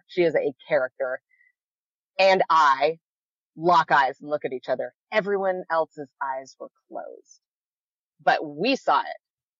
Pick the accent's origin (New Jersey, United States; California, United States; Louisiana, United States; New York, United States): California, United States; I'm a Californian through and through.